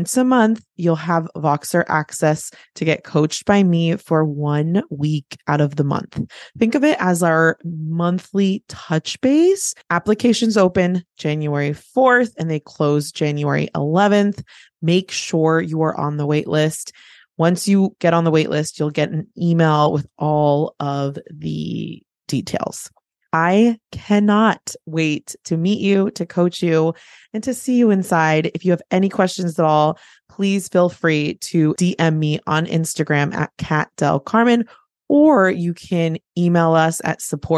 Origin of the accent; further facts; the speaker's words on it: California, United States; I went to my hometown. I went to the Bay Area, the San Francisco Bay Area